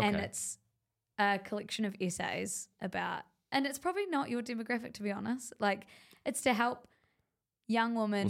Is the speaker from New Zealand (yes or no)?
yes; New Zealand; I'm like, I don't know. I'm from New Zealand.